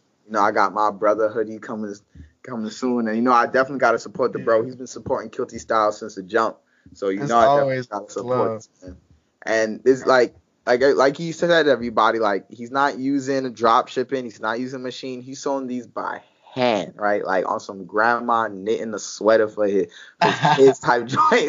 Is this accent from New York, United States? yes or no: yes; New York, United States; I'm from New York, you know, so we grew up different